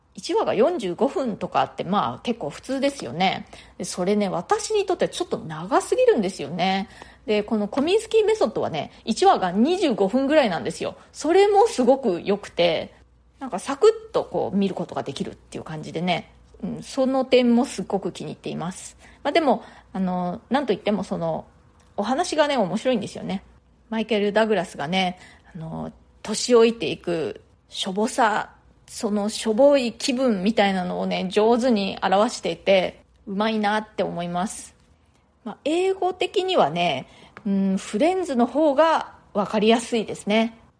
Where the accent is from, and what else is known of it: Japan; now in New York, United States